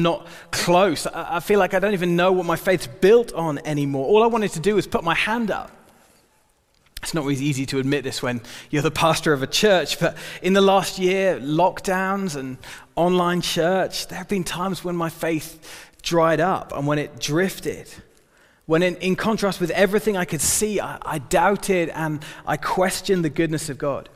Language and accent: English; United Kingdom; we're British